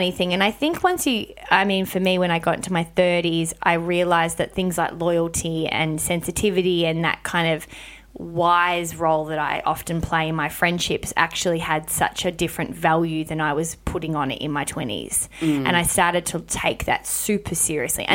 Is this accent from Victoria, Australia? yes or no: yes; Melbourne, Victoria, Australia; now in Sydney, Australia; I moved to Sydney and I'm from Melbourne